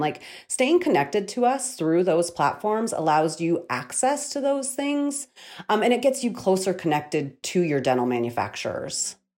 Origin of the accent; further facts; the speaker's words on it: Missoula, Montana, United States; right here in my hometown of Missoula, Montana